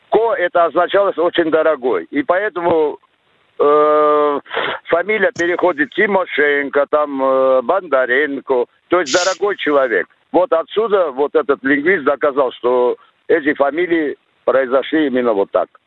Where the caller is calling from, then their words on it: Chelyabinsk, Chelyabinsk Oblast, Russia; Э, я это, из Челябинска, бывший работник телевидения.